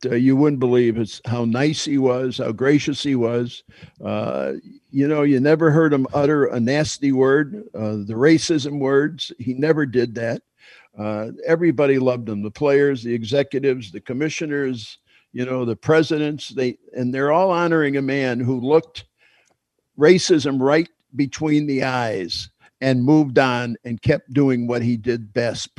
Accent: Chicago, Illinois, United States; I'm born and raised in Chicago and South Side of Chicago

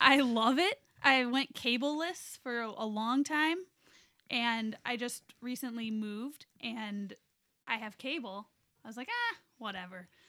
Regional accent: East Lansing, Michigan, United States; I grew up in East Lansing

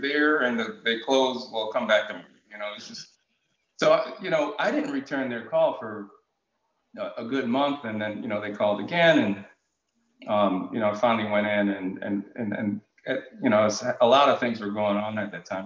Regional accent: Bloomfield, Connecticut, United States; also born or lived in Jamaica / Hartford, Connecticut; I grew up in in the Bloomfield, Connecticut area.

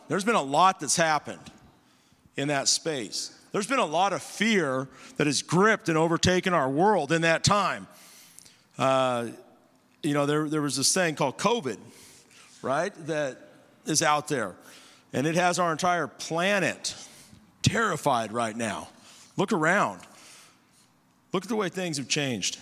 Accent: Bakersfield, California, United States; moved away; Myself, my wife, we're, we're from Bakersfield.

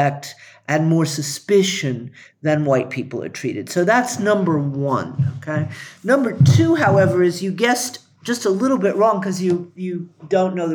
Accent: the South, United States; also born or lived in Howard County, Maryland; when I was a kid growing up in the South

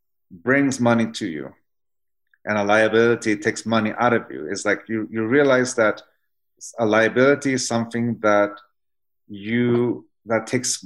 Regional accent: San Diego, California, United States; my wife, like I said before, she grew up in Harriman, Utah, and I grew up in San Diego, California.

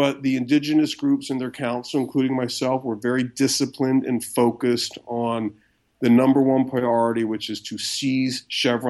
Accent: United States; I'm an American lawyer

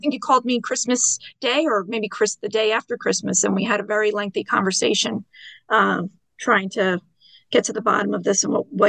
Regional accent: New York, United States; I saw Ithaca, New York, and I said, oh my goodness, he's right here in my home state.

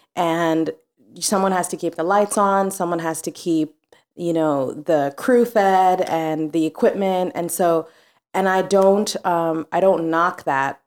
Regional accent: Mombasa, Mombasa County, Kenya; also born or lived in New Orleans, Louisiana; now in New York, United States; I grew up in Mombasa, Kenya. So East Africa.

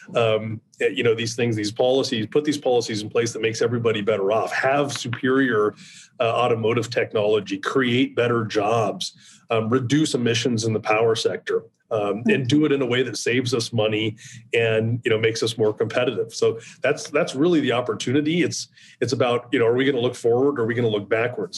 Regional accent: Nebraska, United States; I'm from Nebraska

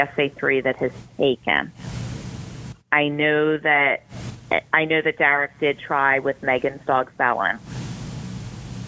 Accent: Philadelphia, Pennsylvania, United States; moved away; also born or lived in Baltimore, Maryland; I'm actually originally from Philly

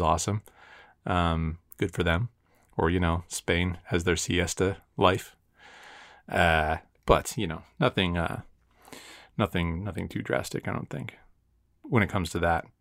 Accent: United States

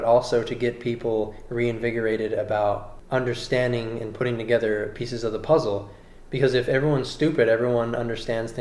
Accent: California, United States; I'm from California

